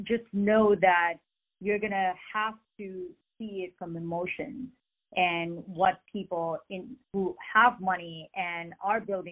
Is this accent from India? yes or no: yes; India; moved away as an adult; now in United States; I am an immigrant from India. I came to the U.S. about 25 some years ago